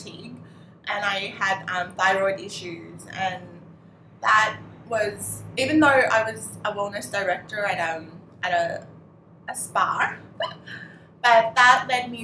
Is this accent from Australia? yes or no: yes; Australia; moved away as an adult; now in Thailand; I was actually born in Thailand, but when I was four, my mom had imported me into Australia. So I grew up in Australia and I studied there.